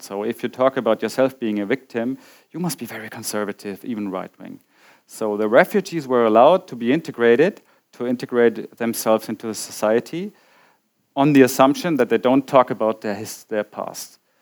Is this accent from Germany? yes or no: yes; Bavaria, Germany; English is a second language; also born or lived in Nuremberg; my hometown, uh, as I told, a Bavarian small town which was uh, occupied by the Americans